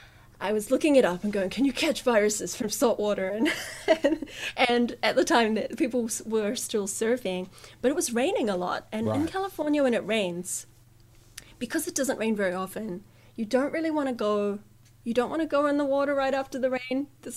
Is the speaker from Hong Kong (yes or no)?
no; New Zealand; also born or lived in Japan; So you know, they listen to my accent. And then if I say Japan, they're like, what? No, what? What? And I say New Zealand.